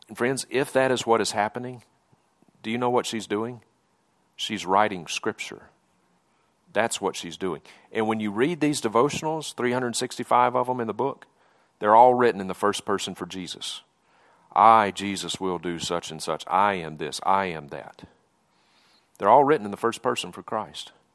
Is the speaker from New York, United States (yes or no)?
no; Mississippi, United States; moved away as an adult; now in Montana, United States; I grew up in Mississippi. You can probably tell from my accent, I'm not from around these parts.